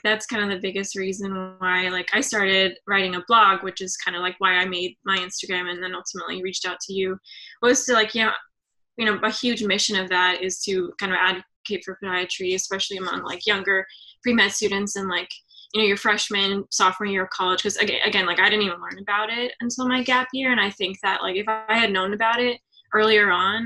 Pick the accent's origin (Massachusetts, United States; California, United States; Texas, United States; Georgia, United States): Georgia, United States; Atlanta; moved away as an adult; now in Philadelphia, United States; I'm from Georgia, Atlanta, Georgia, like a suburb